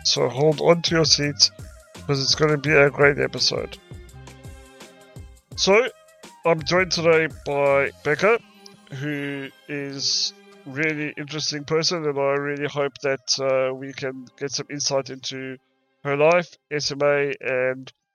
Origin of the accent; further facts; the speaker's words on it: South Africa; now in United Kingdom; I'm originally from South Africa, and the medical system is not as ahead as what it is here in the UK